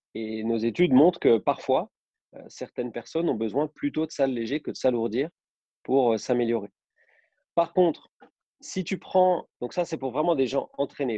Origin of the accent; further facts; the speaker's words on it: Besançon, Bourgogne-Franche-Comté, France; moved away as an adult; also born or lived in Nice; now in Saint-Étienne, France; je suis originaire de Besançon, en Franche-Comté.